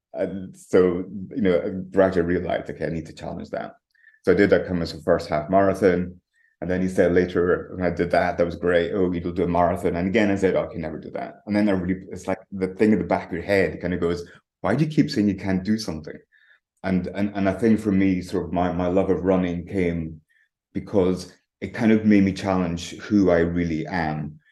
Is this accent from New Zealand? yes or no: no; Tongue, Scotland, United Kingdom; moved away; also born or lived in London; Originally, I'm from the Highlands of Scotland, um, right up on the very north coast. It's like a tiny village called called Tongue. So I grew up in a croft